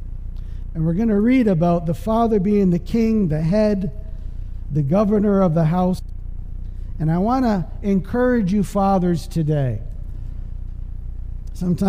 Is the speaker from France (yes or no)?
no; Canada; moved away; I'm from Canada